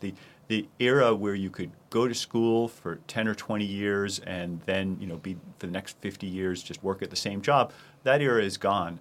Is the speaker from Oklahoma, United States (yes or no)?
no; Boston, Massachusetts, United States; my hometown of Boston